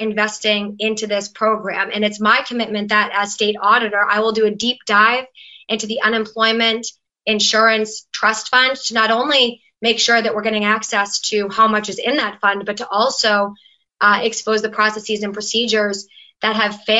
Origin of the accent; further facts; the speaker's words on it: Merrimack Valley, Massachusetts, United States; I come from the Merrimack Valley and my district in the Senate borders New Hampshire